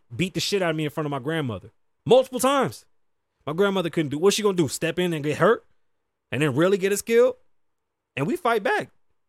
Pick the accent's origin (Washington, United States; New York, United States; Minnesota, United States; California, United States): New York, United States; now in Las Vegas, United States; And I'm from New York. Shit was lit. I got shot out there.